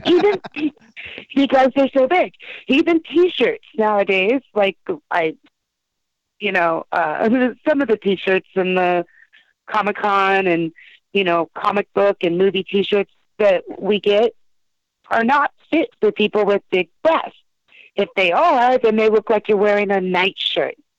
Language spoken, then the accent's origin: English; San Jose, California, United States; also born or lived in Los Angeles area; I was born in San Jose